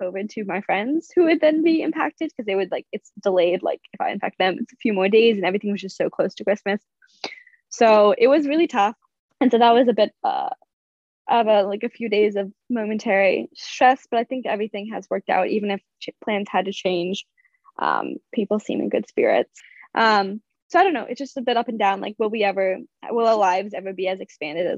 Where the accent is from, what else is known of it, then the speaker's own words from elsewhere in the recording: Massachusetts, United States; moved away; I am at home right now in Massachusetts. I've been here for just under a week, and I have just under a week left. And it's actually been really nice and relaxing to be home with my parents